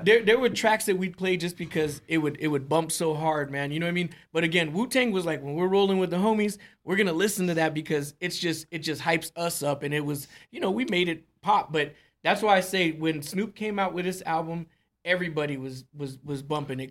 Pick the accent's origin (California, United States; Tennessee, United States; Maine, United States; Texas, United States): California, United States; moved away; I was born in Cali, man, and I you know I have a lot of family out there